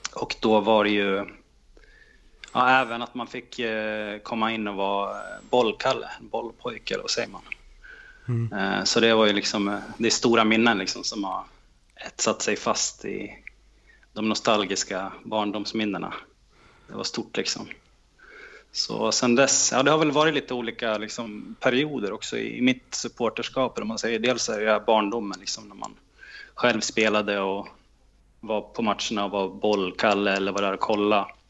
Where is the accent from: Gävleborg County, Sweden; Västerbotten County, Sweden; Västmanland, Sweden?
Gävleborg County, Sweden; Gävle; jag växte upp i Andersberg